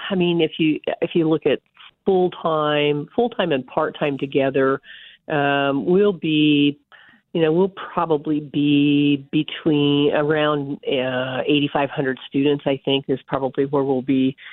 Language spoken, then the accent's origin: English; North Platte, Nebraska, United States; moved away as an adult; also born or lived in Concordia, Kansas; now in Kansas, United States; I grew up in North Platte, Nebraska